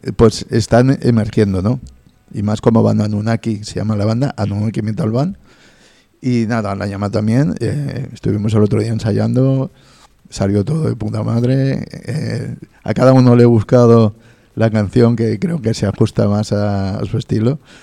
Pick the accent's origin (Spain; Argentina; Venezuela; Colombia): Spain; nuestra obligación como españoles